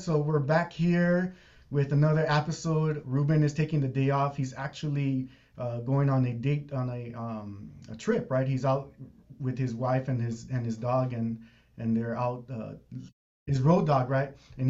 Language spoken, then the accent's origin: English; Los Angeles, California, United States; you know, just growing up in East LA, I always thought this was our little bubble. You know, this is everything I knew, and I spoke Spanish at home